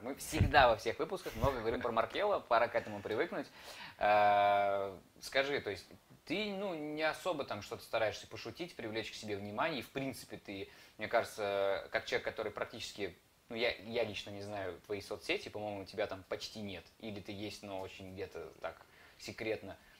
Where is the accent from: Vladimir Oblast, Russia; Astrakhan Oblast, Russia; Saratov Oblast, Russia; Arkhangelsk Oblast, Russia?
Saratov Oblast, Russia; Saratov; я сам из Саратова.